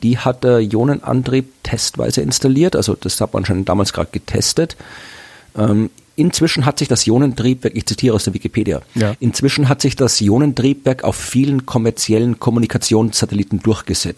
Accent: Austria; das machen wir Österreicher

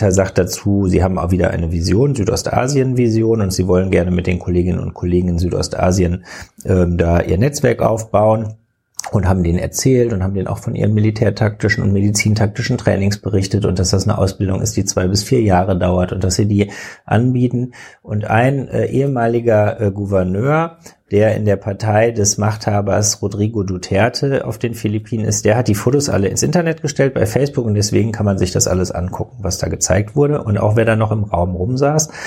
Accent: Cologne, North Rhine-Westphalia, Germany; ich bin Kölner.

